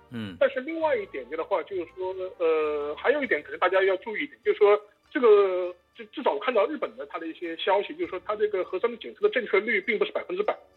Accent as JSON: {"language": "Chinese", "region": "Shanghai", "country": "China", "said": "我们上海人"}